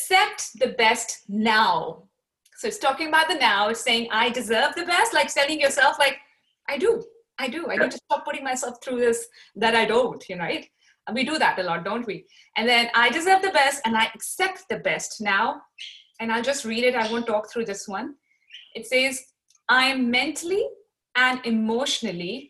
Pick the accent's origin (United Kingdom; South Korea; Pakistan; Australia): Pakistan; I am from Pakistan